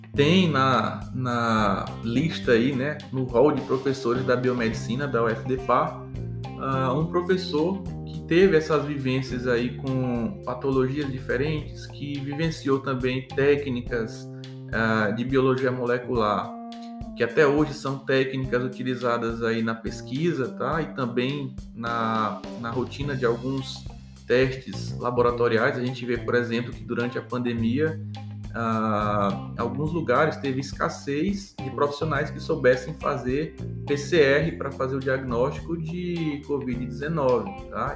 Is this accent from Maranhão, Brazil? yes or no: yes; Bacabal, Maranhão, Brazil; moved away as an adult; now in Parnaíba, Brazil; sou maranhense, tá? Nascido e criado no interior do Maranhão, numa cidade chamada Bacabal